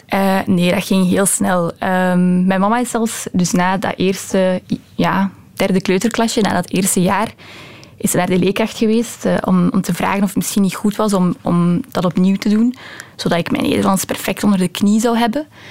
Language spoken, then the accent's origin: Dutch; Belgium; Dutch is a second language; also born or lived in Romania; Ik was nog maar sinds twee weken in België. Ehm, ik ben wel in België geboren, maar ik heb daarna een aantal jaren in Roemenië gewoond. Ehm, en ik was toen nog maar pas terug. En ik was de taal helemaal nog niet machtig.